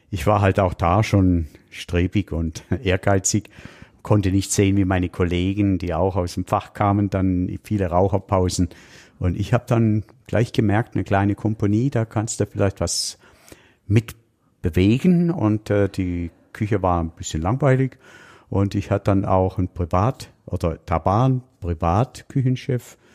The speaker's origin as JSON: {"language": "German", "region": "Baden-Württemberg", "country": "Germany", "tie": "born or raised there", "said": "wir sind ja auf dem Schwarzwald aufgewachsen. Ich habe noch sechs Geschwister und äh, meine Eltern hatten eine Pension."}